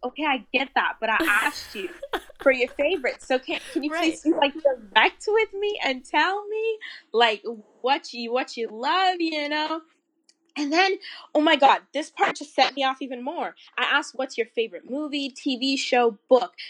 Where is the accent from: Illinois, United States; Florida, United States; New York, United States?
Florida, United States; I'm kind of from the South. I'm from Florida.